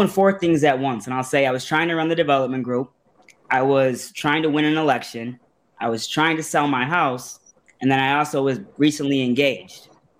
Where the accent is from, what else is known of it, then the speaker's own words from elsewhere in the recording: Monroe, Michigan, United States; also born or lived in Detroit; For me, I love the city of Monroe. This has been home to me. I was born in Detroit, but we've been here since I was two.